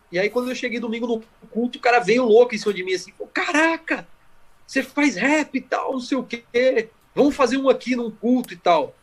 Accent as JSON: {"language": "Portuguese", "town": "Campinas", "region": "São Paulo", "country": "Brazil", "tie": "born or raised there", "said": "Eu nasci em Campinas e eu morava ali na, na no Jardim Cristina Ouro Verde"}